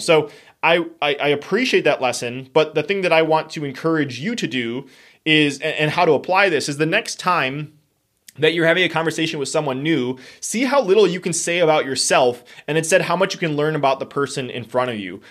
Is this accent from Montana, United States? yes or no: no; Wisconsin, United States; we are from Wisconsin